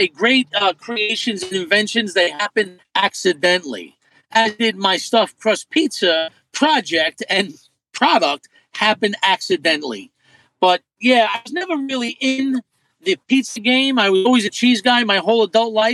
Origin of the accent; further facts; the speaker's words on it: New York City, New York, United States; growing up in Brooklyn